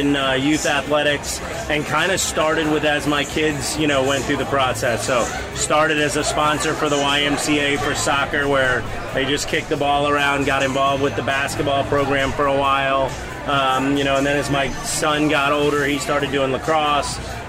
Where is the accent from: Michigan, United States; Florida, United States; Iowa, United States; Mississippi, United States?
Florida, United States; Palm City; also born or lived in Gainesville, Florida; I'm a hometown guy. I grew up in Palm City, played for the Palm City Dolphins